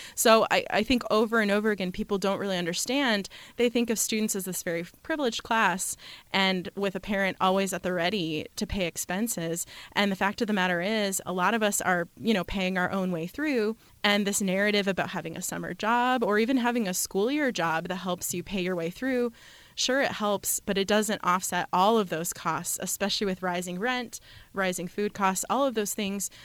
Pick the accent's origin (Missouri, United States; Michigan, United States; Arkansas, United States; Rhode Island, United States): Michigan, United States; now in Madison, United States; I grew up in Michigan